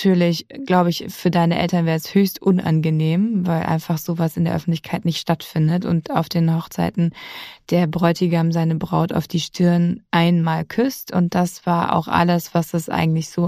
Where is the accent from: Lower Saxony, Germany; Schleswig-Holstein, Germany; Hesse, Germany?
Hesse, Germany; Ich bin aufgewachsen im Odenwald und meine Familie hat die Wurzeln im Schwarzwald. Deswegen habe ich große emotionale Verbindung zum Schwarzwald, aber ich bin in Hessen groß geworden